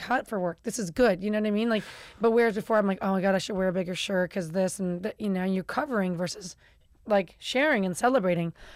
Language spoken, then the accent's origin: English; Chicago, Illinois, United States; I'm from Chicago